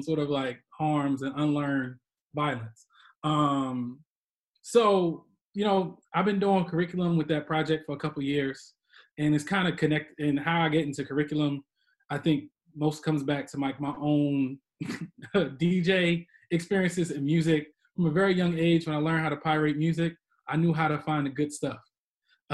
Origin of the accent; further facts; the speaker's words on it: Chester, Pennsylvania, United States; I grew up in Chester Upland School District